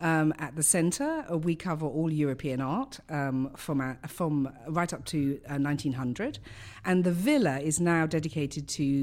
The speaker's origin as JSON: {"language": "English", "region": "London", "country": "United Kingdom", "said": "I come from London, as you can tell by my accent."}